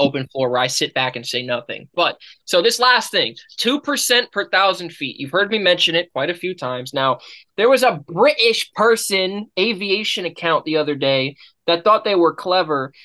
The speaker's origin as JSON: {"language": "English", "country": "United States", "said": "we're American"}